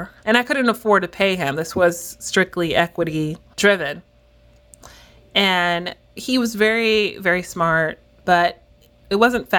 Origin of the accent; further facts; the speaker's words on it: Miami, Florida, United States; I grew up in Miami, Florida, and my family are Jamaican immigrants.